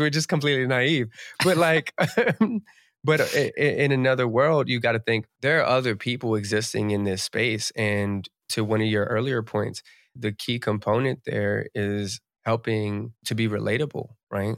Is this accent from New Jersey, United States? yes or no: yes; New Jersey tri-state area, United States; I'm from the East Coast, I'm from the Jersey tri-state area, so, like, Jersey